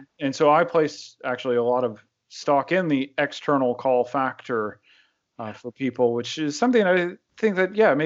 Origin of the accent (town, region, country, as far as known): United States; moved away as an adult; also born or lived in Birmingham, Alabama; now in London, United Kingdom